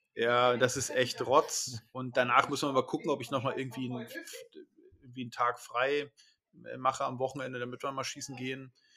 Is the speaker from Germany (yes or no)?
yes; Northern Germany, Germany; bei uns in Norddeutschland